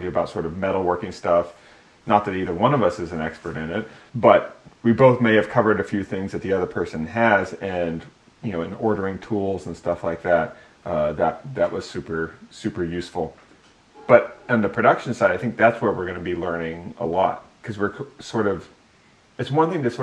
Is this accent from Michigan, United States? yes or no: no; California, United States; I'm from California